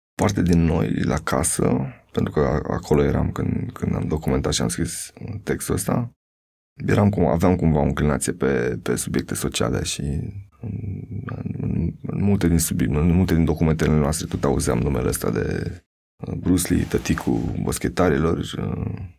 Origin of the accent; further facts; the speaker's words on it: Buhuși, Bacău County, Romania; moved away; Sunt din Bucuști